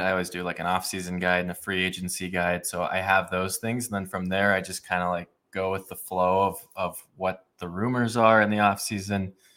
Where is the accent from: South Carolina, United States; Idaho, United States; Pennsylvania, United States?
Idaho, United States; Boise; I grew up in Boise, Idaho